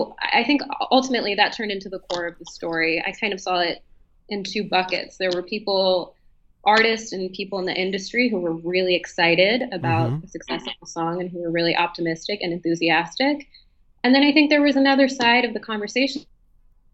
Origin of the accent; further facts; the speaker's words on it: Washington, District of Columbia, United States; moved away as an adult; now in Berlin, Germany; I'm from Washington, D.C. originally